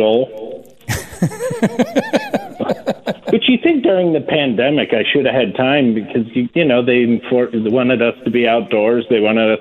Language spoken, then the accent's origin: English; Ohio, United States; now in Pennsylvania, United States; I was born actually in Ohio, and I lived by a conservation club. So as a young kid, I was going target shooting regularly